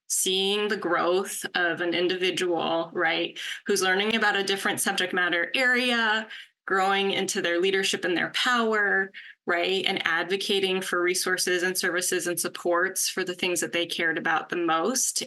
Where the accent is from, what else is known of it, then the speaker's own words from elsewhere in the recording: California, United States; also born or lived in Pennsylvania; I was born and raised in California